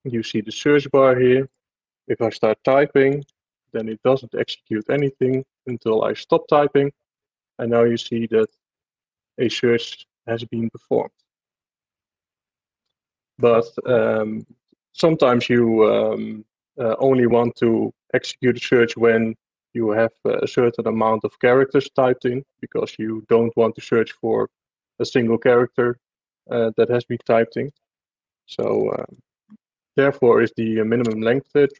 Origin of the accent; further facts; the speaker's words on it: Netherlands; I'm from the Netherlands